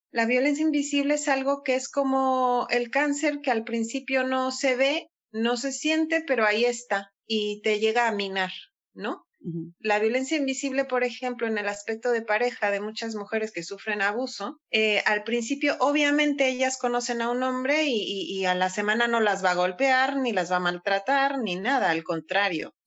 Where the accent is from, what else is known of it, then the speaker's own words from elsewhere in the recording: Mexico; moved away as an adult; also born or lived in Andalusia, Spain; now in Spain; yo soy mexicana, orgullosamente mexicana